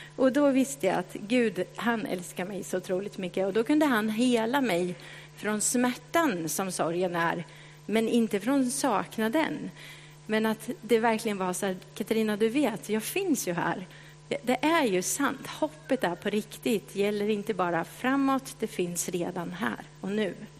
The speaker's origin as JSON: {"language": "Swedish", "town": "Kisa", "region": "Östergötland", "country": "Sweden", "tie": "born or raised there", "accent": "östgötska", "moved": "as an adult", "lives_now": "Stockholm, Sweden", "said": "Jag växte upp i Kisa"}